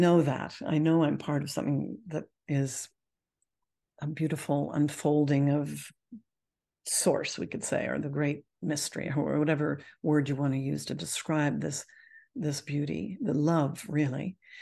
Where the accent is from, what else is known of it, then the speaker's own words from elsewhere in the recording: Canada; I'm Canadian